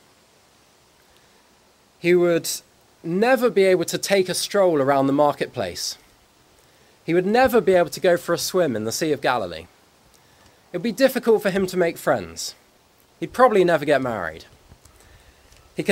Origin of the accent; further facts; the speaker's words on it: Guernsey; I said I was from Guernsey